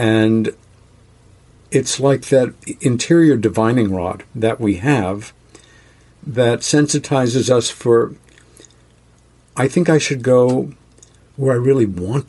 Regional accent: Rockville Centre, New York, United States; growing up in New York City and in a lovely village about 30 miles east, I came to realize I had the best of two worlds. And I, in Rockville Center, New York

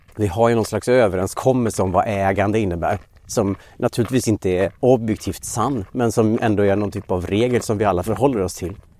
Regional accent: Dalarna County, Sweden; moved away; jag är uppvuxen i Dalarna och aldrig har bott i Västergötland

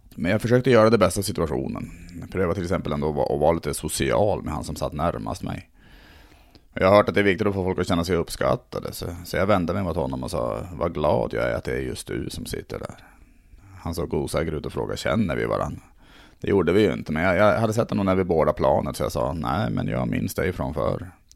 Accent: Tärnaby, Västerbotten County, Sweden; jag är ändå uppvuxen uppe i Lappland, i Tärnaby mm. där.

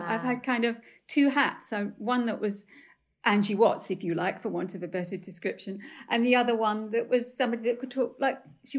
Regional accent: Stepney, London, United Kingdom; accent: Cockney; So I come from Stepney, right, with a very, very high Cockney accent. I used to talk like that.

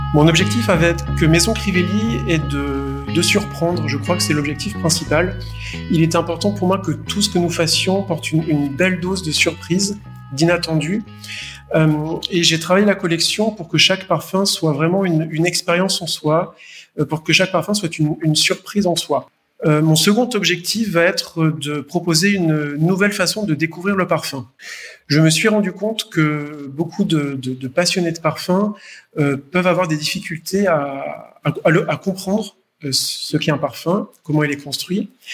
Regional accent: France; moved away as an adult; also born or lived in Paris / Poitou / Provence / Asia; je suis français, né à, Paris, alors venant d'une famille qui, est a de très très vieilles origines italiennes, euh, mais j'ai passé toute mon enfance en France entre le Poitou et la Provence.

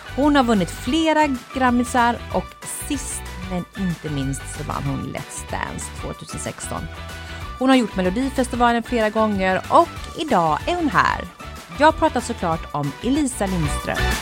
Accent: Mullsjö, Jönköping County, Sweden; jag är ju från Mullsjö.

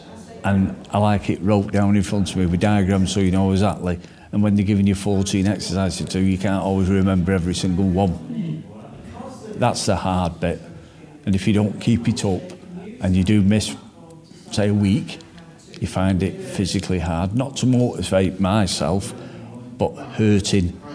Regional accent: Stockport, North West England, United Kingdom; based in my hometown of Stockport

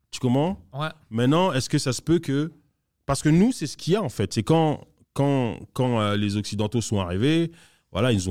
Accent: DR Congo; Par exemple, moi, je suis congolais, mais la vérité, c'est que j'ai rien à voir avec le royaume du Congo qui était là avant que les Blancs arrivent.

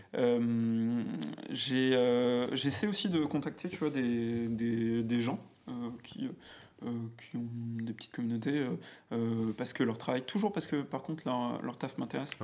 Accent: Auvergne-Rhône-Alpes, France; moved away as an adult; now in Paris, France; je suis auvergnat. Ok. Donc, tu vois, j'habitais dans une. Enfin, j'ai grandi dans une, un petit bled qui s'appelle Domera, mhm. à quoi Une heure de, de Clermont-Ferrand

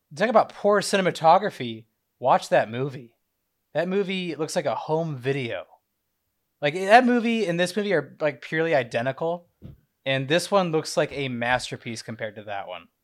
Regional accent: Indiana, United States; I grew up an hour away from you

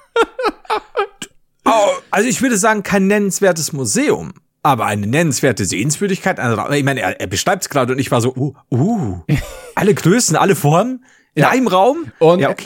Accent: Bavaria, Germany; als Bayern, als Deutsche

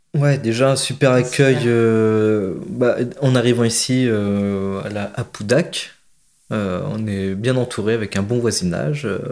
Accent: Berry, between Bourges and Sancerre, Centre-Val de Loire, France; also born or lived in Marseille; now in Réquista, France; je suis originaire du Berry, entre Bourges et Sancerre

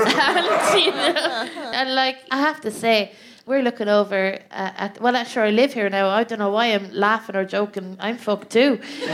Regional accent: Ireland; now in United Kingdom; I'm Irish.

